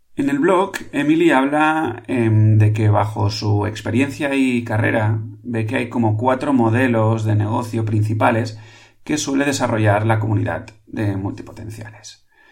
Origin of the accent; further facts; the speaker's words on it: Catalonia, Spain; aquí en Cataluña, en mi tierra